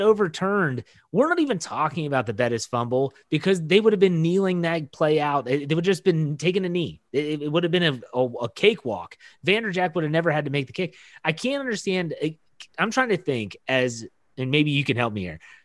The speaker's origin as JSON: {"language": "English", "town": "Wheeling", "region": "West Virginia", "country": "United States", "tie": "born or raised there", "moved": "yes", "said": "I was in Wheeling, West Virginia, my hometown"}